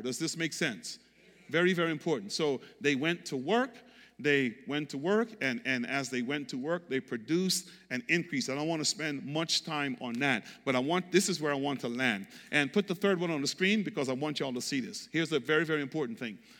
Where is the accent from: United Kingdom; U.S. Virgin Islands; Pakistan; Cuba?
U.S. Virgin Islands; moved away; I grew up on Saint Croix, um, beach, coconut